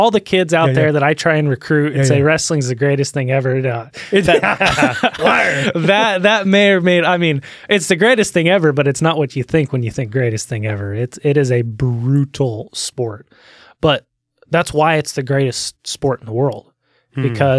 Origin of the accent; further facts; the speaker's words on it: Olympia, Washington, United States; born there; So I was born in Olympia, Washington in June 12th, 1999, and to a loving mom and a hardest working dad that I've ever met.